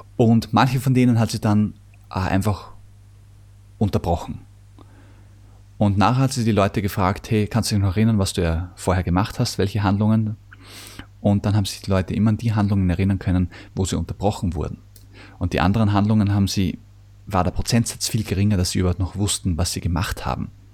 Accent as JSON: {"language": "German", "region": "Vienna", "country": "Austria", "said": "ich komme übrigens aus Wien"}